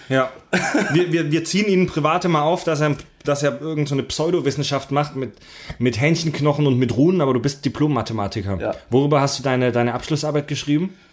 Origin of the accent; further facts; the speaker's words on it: Eisingen, Baden-Württemberg, Germany; now in Hamburg, Germany; Ich bin heute im ganz tiefen Baden-Württemberg in meiner alten Heimat. Wir befinden uns in Eisingen